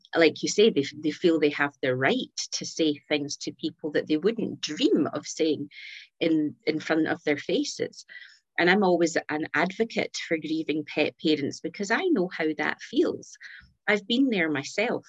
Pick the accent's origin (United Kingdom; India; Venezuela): United Kingdom; Scotland; accent: Scottish; So here, here in Scotland, in case your audience didn't pick up my accent